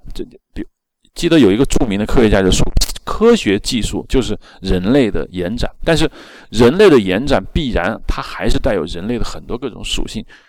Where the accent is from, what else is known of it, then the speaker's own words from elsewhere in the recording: China; 我们中国人